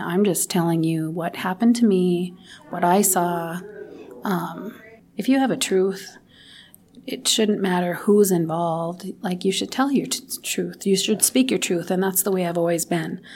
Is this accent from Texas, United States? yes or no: no; Williston, North Dakota, United States; I grew up in Williston. My entire life I've lived, lived here